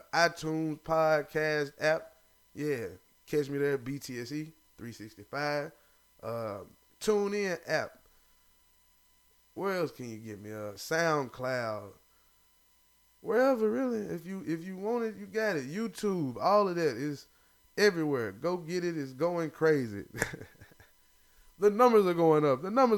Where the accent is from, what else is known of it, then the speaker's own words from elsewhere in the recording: the South, United States; I'm a Southerner.